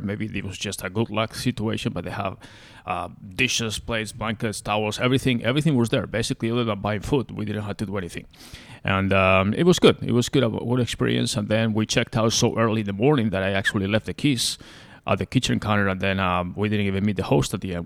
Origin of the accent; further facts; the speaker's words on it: Spain; now in United States; I'm originally from there and I grew up in Spain